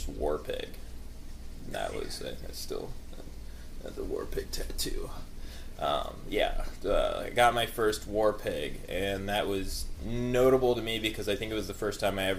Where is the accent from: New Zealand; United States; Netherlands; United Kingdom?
United States; Midwest; I grew up in the Midwest area